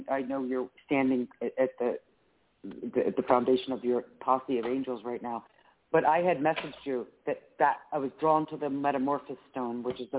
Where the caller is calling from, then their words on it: Philadelphia, Pennsylvania, United States; Hi, Claire Candy. … from Philadelphia, Pennsylvania.